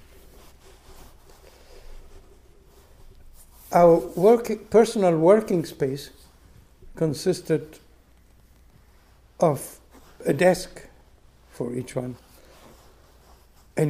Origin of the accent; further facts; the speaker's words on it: Buenos Aires, Argentina; moved away as an adult; also born or lived in Michigan, United States; my parents' home in Buenos Aires, where I grew up in Argentina